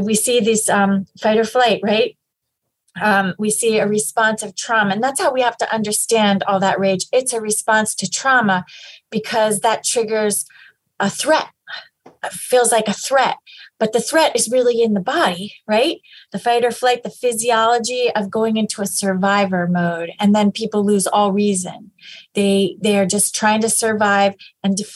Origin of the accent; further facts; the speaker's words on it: Pennsylvania, United States; I am from Pennsylvania and I've always lived here.